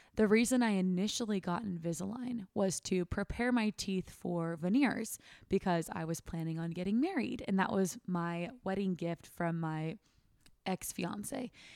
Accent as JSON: {"language": "English", "town": "Sacramento", "region": "California", "country": "United States", "tie": "born or raised there", "moved": "yes", "said": "I never want to live in Sacramento again. That's my hometown"}